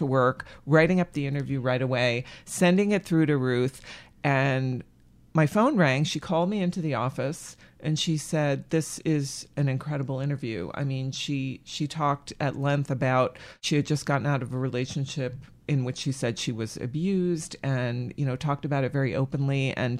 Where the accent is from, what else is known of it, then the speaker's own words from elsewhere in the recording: Framingham, Massachusetts, United States; I was born and raised in Massachusetts, outside of Boston, in the burbs, Framingham.